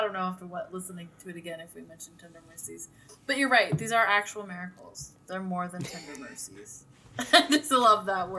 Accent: Fresno, California, United States; I'm from Fresno.

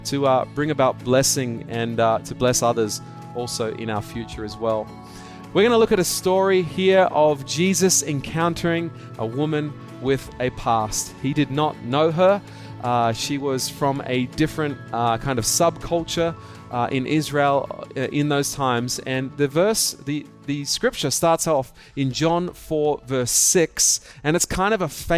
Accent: Australia; now in Hong Kong; I am an Aussie, okay? I'm an Australian. I might live in Hong Kong, but I'm still an Australian.

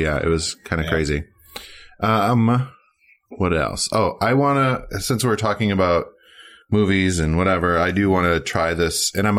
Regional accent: Minnesota, United States; moved away; also born or lived in Las Vegas; I'm from Minnesota

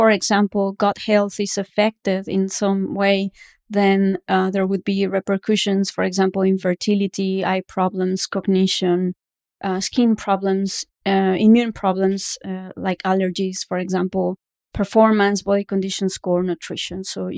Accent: Mexico City, Mexico; now in Canada; I am from Mexico City

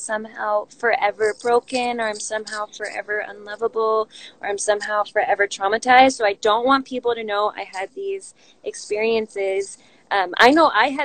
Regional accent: California, United States; I grew up in California

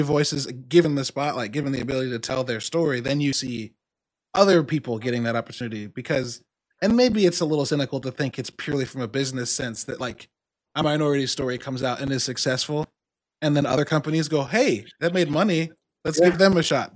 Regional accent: Midwest, United States; I'm from the Midwest

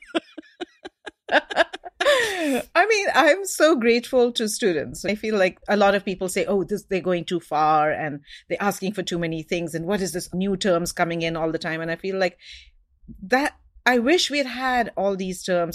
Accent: Mumbai, Maharashtra, India; moved away as an adult; now in Seattle, United States; I had a colonized education growing up in India, and that's why I speak English

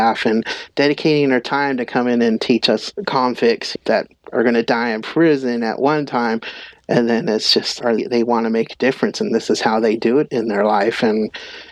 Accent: Northern California, United States; I'm Yurok and Pomo from Northern California

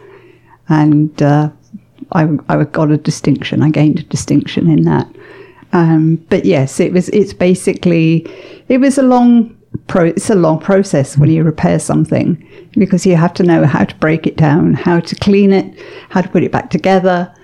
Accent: England, United Kingdom; moved away as an adult; now in Canada; I grew up in England

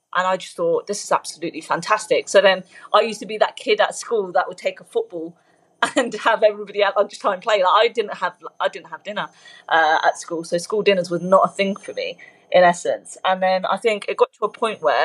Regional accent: United Kingdom; born or raised there; English is a second language

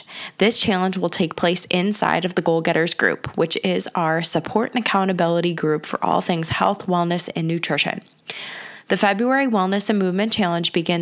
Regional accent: Cleveland, Ohio, United States; I grew up on the West Side, moved to the East Side with getting married

